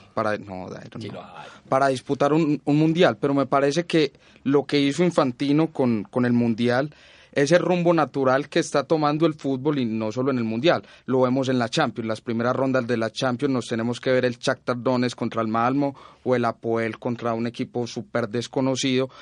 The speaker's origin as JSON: {"language": "Spanish", "country": "Colombia", "said": "nosotros como colombianos"}